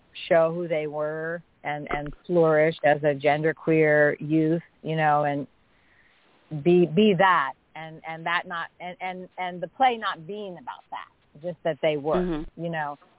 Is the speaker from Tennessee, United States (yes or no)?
no; Oakland, California, United States; also born or lived in Berkeley; I grew up in Berkeley in Oakland, and it's the Berkeley in Oakland that I grew up